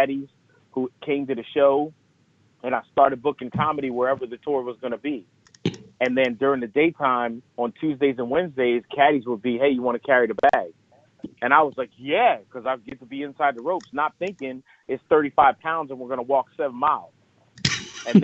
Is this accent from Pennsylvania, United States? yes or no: yes; Lancaster, Pennsylvania, United States; I'm born and raised in Lancaster, Pennsylvania.